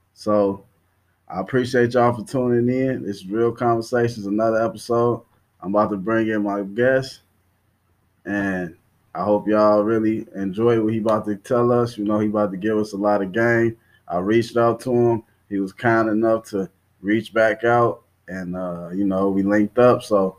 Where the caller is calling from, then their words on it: Dallas, Texas, United States; I'm calling in from Texas, man. I'm in Dallas right now.